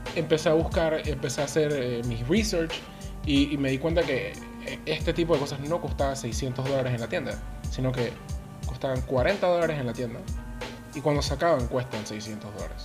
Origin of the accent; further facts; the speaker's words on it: Panama City, Panama; yo soy crecido y nacido aquí en la ciudad de Panamá